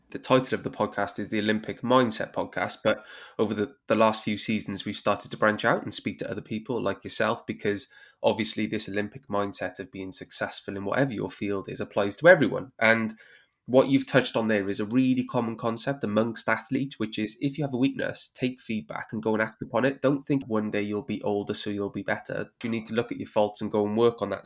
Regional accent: Wales, United Kingdom; as a Welshman

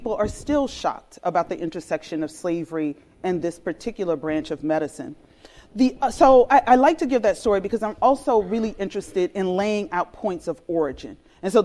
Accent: South Carolina, United States; also born or lived in Washington, D.C.; I grew up in South Carolina and Washington, D.C.

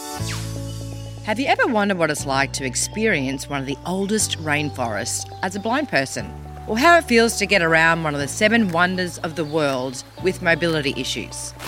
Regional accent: Rockhampton, Queensland, Australia; I'm from Rocky originally. That's where I grew up. I was born and bred in the beef capital of Australia.

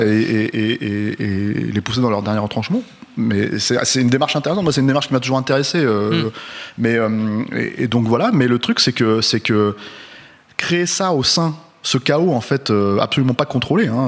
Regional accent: France; on est français

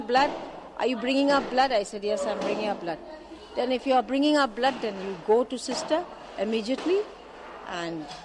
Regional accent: Kolkata, West Bengal, India; also born or lived in Bangalore, India; I grew up in Calcutta. I was studying in Bangalore Convent. And then from there, I came to Calcutta

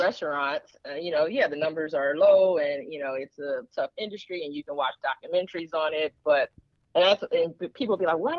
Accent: Detroit, Michigan, United States; moved away as an adult; I'm from Detroit, but I haven't lived there in, I guess, almost 20 years.

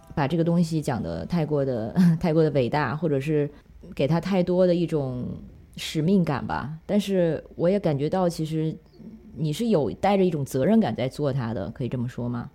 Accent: China; moved away; 作为中国人的身份和，因为在，在国外生活了十几年

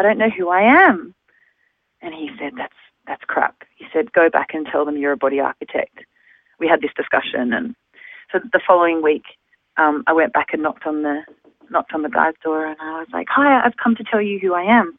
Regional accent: Melbourne, Victoria, Australia; moved away as an adult; also born or lived in London; now in Amsterdam, Netherlands; I'm from Melbourne, but I was actually born in London. So I have, dual citizenship. And I moved to Australia when I was 3 years old

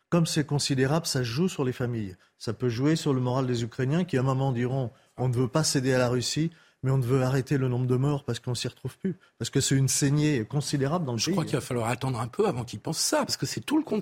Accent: Grand Est, France; Moi, je suis lorrain.

